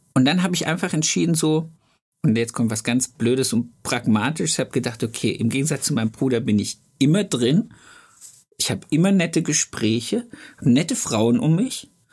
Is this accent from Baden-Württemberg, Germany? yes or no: no; Thuringia, Germany; now in Ludwigsburg, Germany; ich komme ja aus dem Osten Deutschlands, aus Thüringen